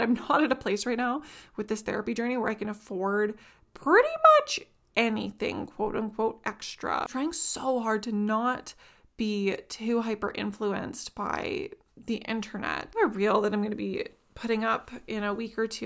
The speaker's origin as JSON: {"language": "English", "country": "Canada", "said": "I'm from Canada"}